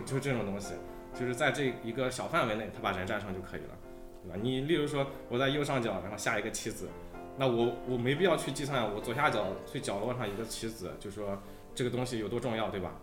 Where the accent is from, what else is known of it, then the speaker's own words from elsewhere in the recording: China; 我们本身中国人他可能对这个数学上比较敏感一点吧